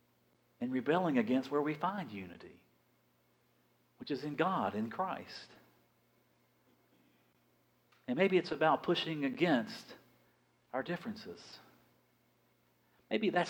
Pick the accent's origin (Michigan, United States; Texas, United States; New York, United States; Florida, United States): Florida, United States; Big Bend of; also born or lived in Dothan / Fort Walton Beach; I'm from the Big Bend of Florida